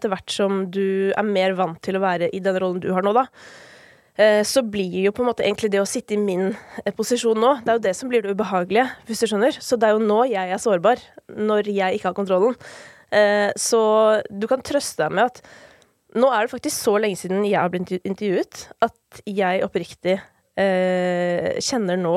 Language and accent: Norwegian; Kolbotn, Akershus, Norway; jeg var hjemme på Kolbotn i går, faktisk, fordi det er jo flere av mine familiemedlemmer som fortsatt bor der.